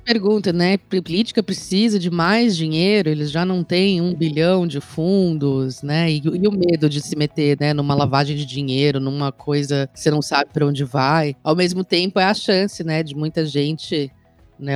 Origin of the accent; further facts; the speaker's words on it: Brazil; enquanto brasileiros e cidadãos eleitores